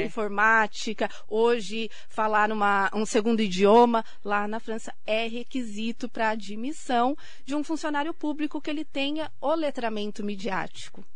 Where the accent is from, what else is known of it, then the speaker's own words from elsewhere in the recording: Suzano, São Paulo, Brazil; no bairro onde eu nasci, que é ali próximo hoje onde é a sede da Secretaria de Educação de Suzano